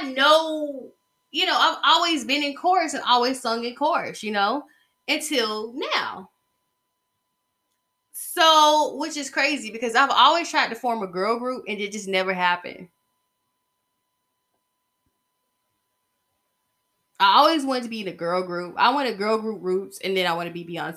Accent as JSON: {"language": "English", "area": "Covington", "region": "Georgia", "country": "United States", "tie": "born or raised there", "said": "the town I stayed in and the town I'm from, it's basically Mystic Falls right now. Okay? They shoot The Vampire Diaries in my hometown. It is 45 miles southeast of Atlanta"}